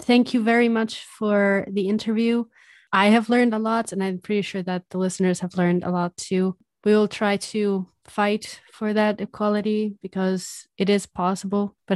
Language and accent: English; Rajouri, Jammu and Kashmir, India; I'm from Rajouri, India.